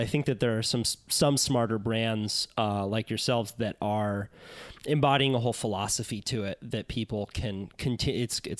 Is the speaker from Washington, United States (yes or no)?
no; Santa Cruz, California, United States; I mean, as I said, I grew up in Santa Cruz as a shortboarder, and it was almost like I wasn't allowed to longboard as a kid.